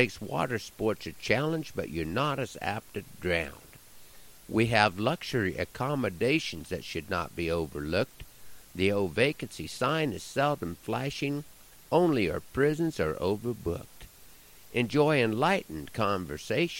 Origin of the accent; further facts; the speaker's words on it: Nebraska, United States; my home state of Nebraska